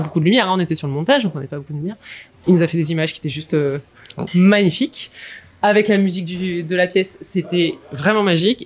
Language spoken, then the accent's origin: French; near Lille, Hauts-de-France, France; moved away as an adult; je suis ch'ti né à côté de Lille j'ai vécu une grosse partie de ma vie dans le nord de la France